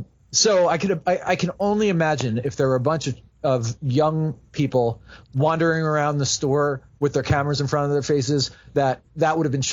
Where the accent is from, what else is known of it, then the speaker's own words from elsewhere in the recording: New Jersey, United States; moved away as an adult; also born or lived in Wooster, Ohio / Philadelphia; I grew up in New Jersey. I kind of knew New Jersey, New York, Philadelphia, the whole kind of East Coast area.